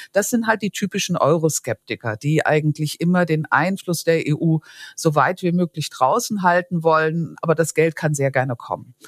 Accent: Vorderpfalz, Rhineland-Palatinate, Germany; ich komme aus der Vorderpfalz

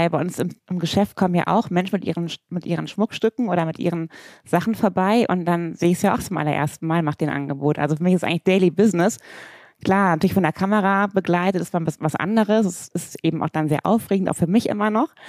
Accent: Bornheim, North Rhine-Westphalia, Germany; Das ist meine richtige Heimat.

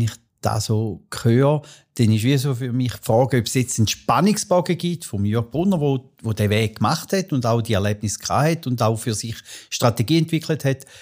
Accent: Arbon, Thurgau, Switzerland; Wir sind miteinander in Arbon aufgewachsen

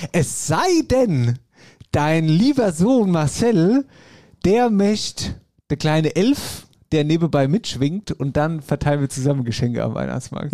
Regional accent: Hesse, Germany; hier bei uns in Hessen

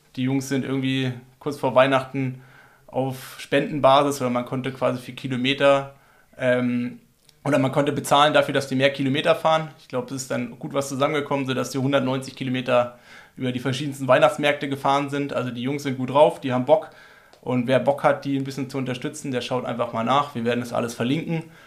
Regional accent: Berlin, Germany; now in Freiburg, Germany; ich bin ja Berliner.

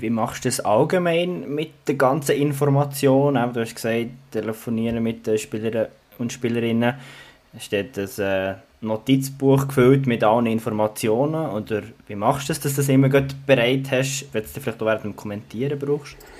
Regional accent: Bern, Switzerland; Ich als Berner

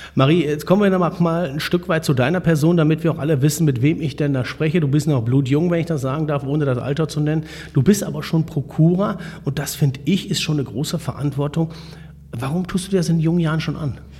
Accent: Borken, North Rhine-Westphalia, Germany; ich komme ja aus Borken

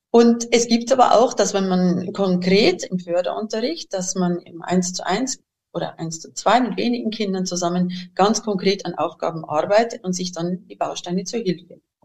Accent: Bavaria, Germany; accent: Bavarian; moved away as an adult; now in Switzerland; Mein Dialekt ist leider immer noch recht bayerisch eingefärbt. Meine Heimat liegt äh, eben im Süden von Deutschland

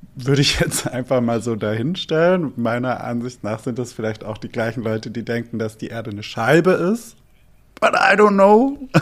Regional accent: Albstadt, Baden-Württemberg, Germany; moved away; Dort, wo ich aufgewachsen bin in Albstadt

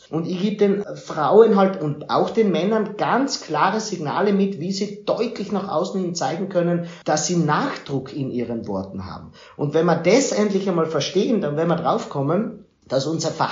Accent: Austria; auch bei uns in Österreich. Es wäre wichtig, dass die großen Parteien in Österreich nicht nur die nach oben lassen

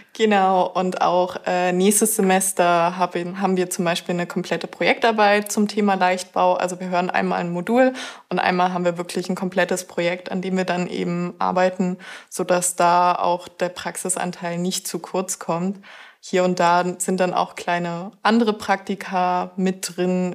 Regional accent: northeast Brandenburg, Germany; now in Zittau, Germany; Ich komme aus einem winzigen Dorf im Nordosten Brandenburgs, direkt von der Grenze

